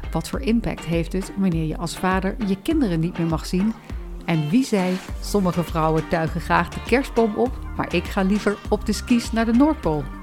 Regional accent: Ooijpolder near Nijmegen, Gelderland, Netherlands; ik kom uit de Ooipolder bij Nijmegen.

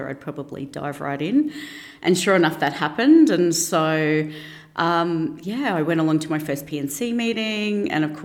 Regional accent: Brisbane, Queensland, Australia; I grew up in Ferny Grove in Brisbane, so I have not moved far from home

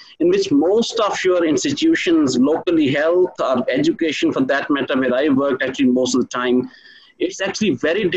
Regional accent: Pakistan; as Pakistani citizens

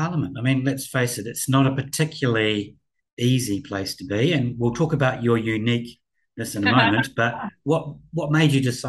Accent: Palmerston North, Manawatū-Whanganui, New Zealand; also born or lived in Rotorua / Christchurch; My parents dragged me from Palmerston North to Rotorua to Christchurch back to Palmerston North.

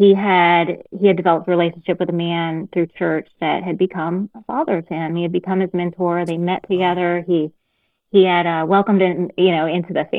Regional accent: Texas, United States; moved away as an adult; now in Kansas, United States; I grew up in Texas

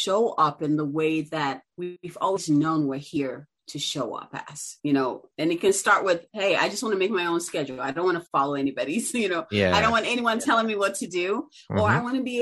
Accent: Ghana; now in United States; I'm originally from Ghana. And so I grew up, you know, my uncle was an entrepreneur.

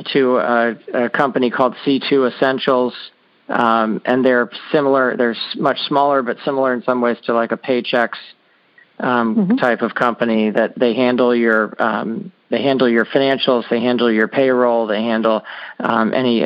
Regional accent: Annapolis, Maryland, United States; I grew up in Annapolis, Maryland

